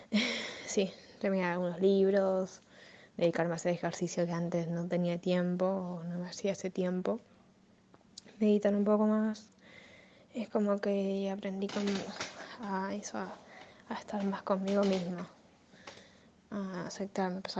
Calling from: Argentina; desde Argentina.

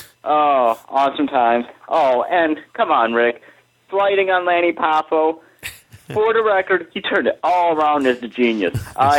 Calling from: Michigan, United States; I am stuck in blizzard-laden, frozen north of Michigan.

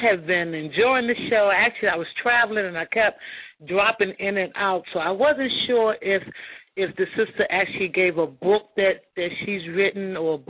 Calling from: Macon, Georgia, United States; I'm actually calling from Macon, Georgia.

